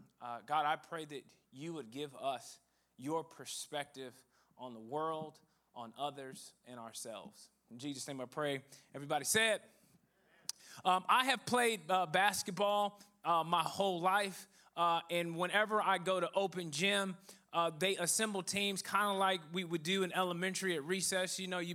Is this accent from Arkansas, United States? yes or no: no; Dallas, Texas, United States; I'm from Dallas, Texas.